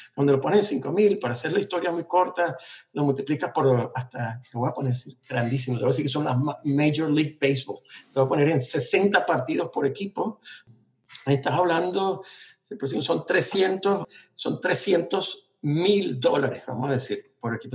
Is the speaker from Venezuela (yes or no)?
yes; Venezuela; moved away as an adult; now in United States; yo crecí en esa Venezuela